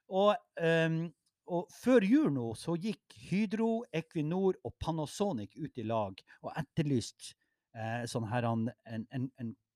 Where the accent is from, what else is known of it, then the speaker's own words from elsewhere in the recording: Mo i Rana, Nordland, Norway; jeg er fra Mo